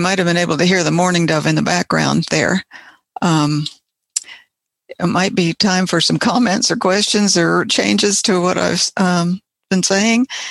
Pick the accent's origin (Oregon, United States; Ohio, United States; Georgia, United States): Ohio, United States; moved away; also born or lived in West Virginia; I I grew up in Ohio and we had some Bob White there